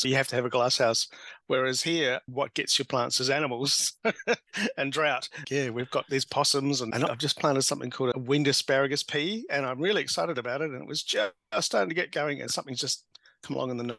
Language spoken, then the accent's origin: English; Dunedin, Otago, New Zealand; now in Brisbane, Australia; I'm a New Zealander. So just across the Tasman Sea, I'm from southern New Zealand, a city called Dunedin